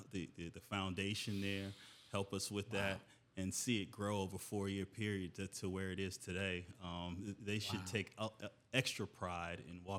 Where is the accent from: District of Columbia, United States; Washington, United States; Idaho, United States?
District of Columbia, United States; Washington; moved away as an adult; also born or lived in Atlanta, Georgia / North Dallas, Texas; I'm a D.C. native.